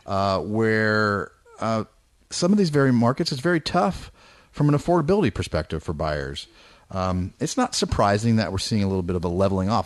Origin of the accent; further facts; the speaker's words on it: Bay Area, California, United States; moved away; I grew up in the Bay Area.